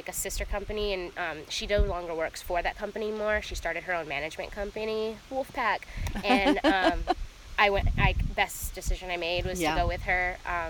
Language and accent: English; the South, United States; It opened my eyes and ways that I just never experienced growing up in the South.